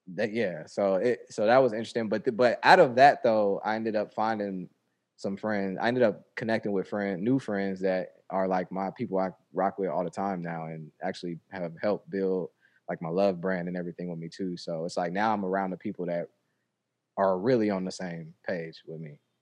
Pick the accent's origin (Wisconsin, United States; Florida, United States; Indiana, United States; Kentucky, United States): Indiana, United States; Indianapolis; moved away as an adult; also born or lived in New York; I moved to Indianapolis from New York